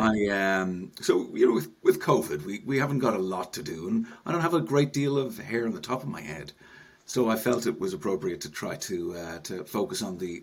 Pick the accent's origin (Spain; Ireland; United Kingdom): Ireland; Dublin, Leinster; moved away as an adult; now in Enniskerry, Ireland; I'm North Dublin, born and bred, Paul. So I grew up in North Dublin.